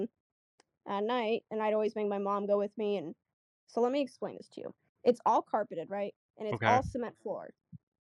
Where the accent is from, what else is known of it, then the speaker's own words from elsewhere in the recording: Arizona, United States; I'm from Arizona